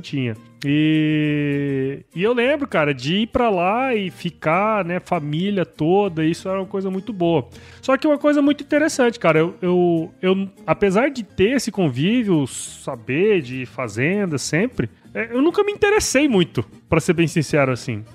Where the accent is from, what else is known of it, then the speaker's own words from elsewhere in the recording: Cuiabá, Mato Grosso, Brazil; also born or lived in Rondonópolis / São Paulo; eu sou mato-grossense, né, cara? Sou nascido aqui em Cuiabá